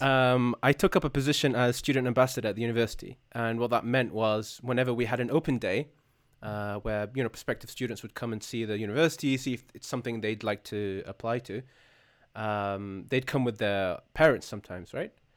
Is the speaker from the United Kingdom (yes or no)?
yes; United Kingdom; as a Brit